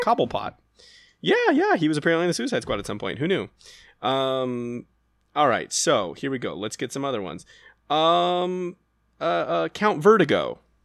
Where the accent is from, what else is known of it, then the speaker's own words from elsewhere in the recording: United States; as an American